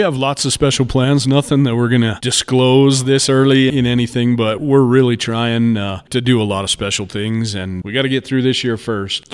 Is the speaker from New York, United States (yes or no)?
no; San Luis Valley, Colorado, United States; I'm a native, born and raised here my entire life